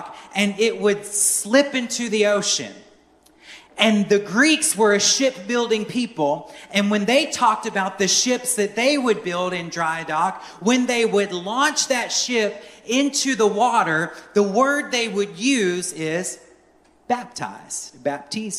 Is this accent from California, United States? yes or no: no; near Norfolk, Virginia, United States; now in Belleville, Arkansas, United States; I grew up on the East Coast, and I grew up near Norfolk, Virginia, where one of the largest shipbuilding operations in the world is